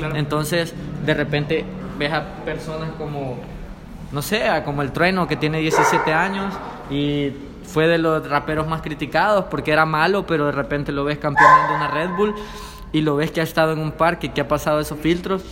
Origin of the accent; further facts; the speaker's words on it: El Salvador; soy un rapero salvadoreño